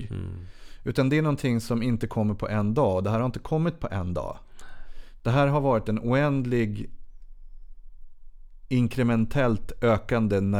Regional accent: Sweden; jag är vit och svensk man.

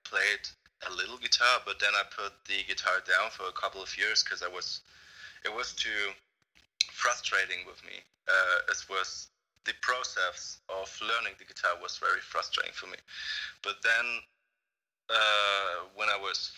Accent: Mannheim, Baden-Württemberg, Germany; I'm from Baden-Württemberg, and that's, I'm from Mannheim

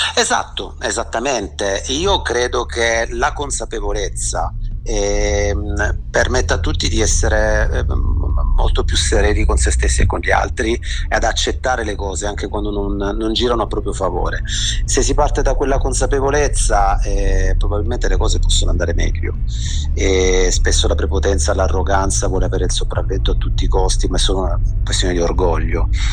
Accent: Brindisi, Apulia, Italy; now in Genoa, Italy; io vivo a Genova dal 2000 ma sono nato e cresciuto a Brindisi in Puglia

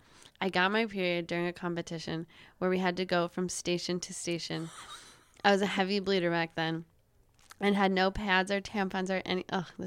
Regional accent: Bayfield, Wisconsin, United States; From Bayfield, Wisconsin.

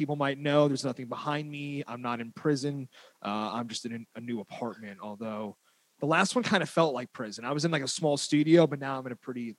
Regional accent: New Jersey, United States; accent: Jersey; now in San Francisco, United States; I grew up in Jersey.

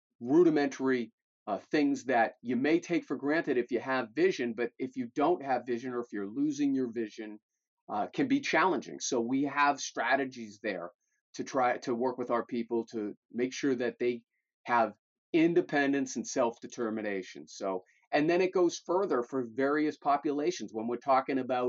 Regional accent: Malden, Massachusetts, United States; also born or lived in Melrose, Massachusetts; an elected official in my hometown of Malden

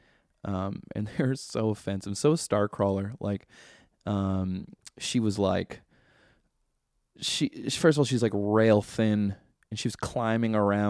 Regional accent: Vancouver, British Columbia, Canada; We're all from Vancouver

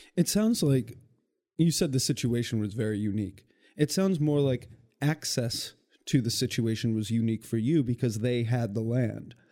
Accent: Western Michigan, United States; moved away; I'm from Western Michigan and I see this with my communities back home

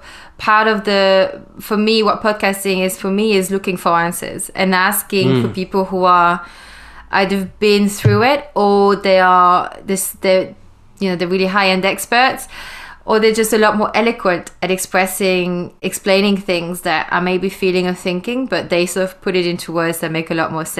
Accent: Wallonia, Belgium; moved away as an adult; now in London, United Kingdom; I was born and I grew up in Belgium, which is in Europe, in the French speaking side of Belgium.

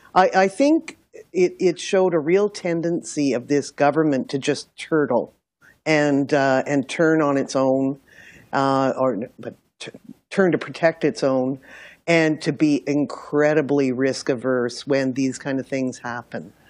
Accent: Milton, Ontario, Canada; I'm from Milton

